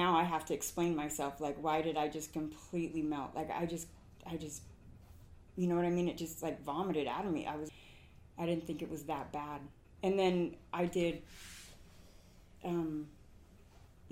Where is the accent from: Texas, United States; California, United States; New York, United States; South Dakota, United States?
California, United States; Huntington Beach; moved away as an adult; now in Utah, United States; I grew up in Southern California, but I grew up in Huntington Beach